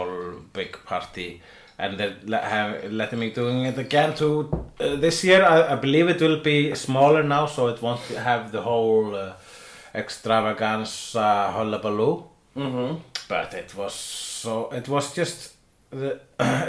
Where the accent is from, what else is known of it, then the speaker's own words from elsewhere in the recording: Iceland; I am Icelandic